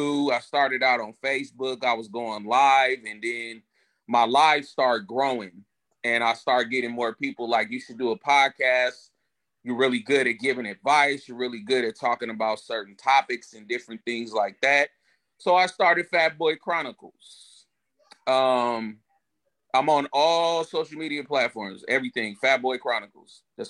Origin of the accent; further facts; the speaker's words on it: San Francisco, California, United States; also born or lived in Chicago; So was born in the Chi, raised in the Bay. So I'm a Bay boy. I always tell everybody I'm from the Bay. That's where I'm from. That's where I grew up. San Francisco, to be exact.